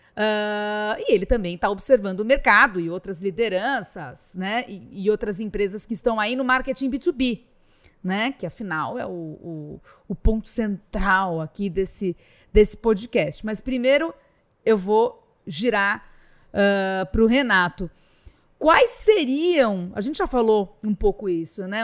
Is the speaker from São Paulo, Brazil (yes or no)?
yes; São Paulo, Brazil; also born or lived in Rio de Janeiro; E sendo paulista